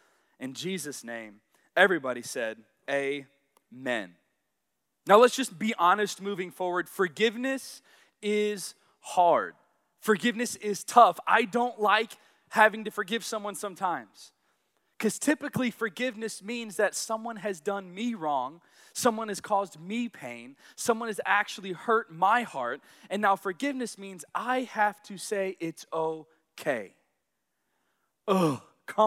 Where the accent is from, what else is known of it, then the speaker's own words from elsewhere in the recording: Arkansas, United States; but I grew up in Arkansas. So yes, I am a Southern boy, and yes, I have absolutely no accent.